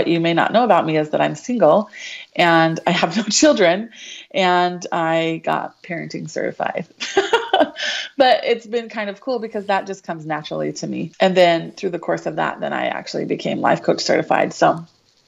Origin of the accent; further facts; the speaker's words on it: Show Low, Arizona, United States; moved away as an adult; now in Gilbert, United States; I grew up in Sholo, so small town up north